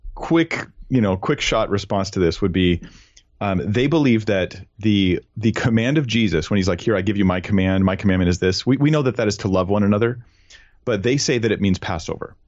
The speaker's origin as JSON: {"language": "English", "region": "California", "country": "United States", "said": "I'm a Californian guy"}